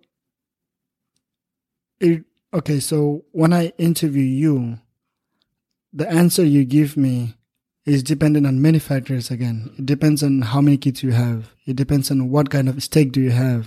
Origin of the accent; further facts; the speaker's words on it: Nepal; moved away as an adult; now in United States; my people, my hometown, my country